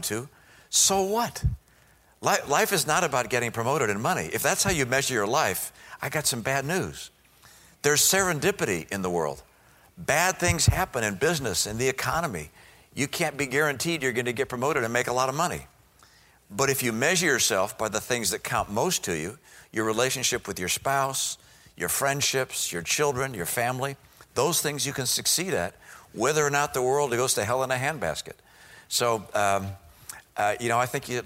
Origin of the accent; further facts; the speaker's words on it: Detroit, Michigan, United States; moved away; I grew up in Detroit